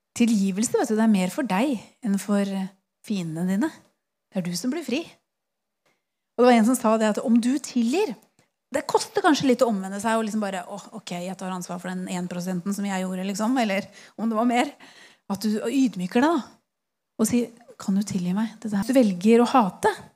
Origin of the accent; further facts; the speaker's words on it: Eastern Norway, Norway; Jeg er fra Østlandet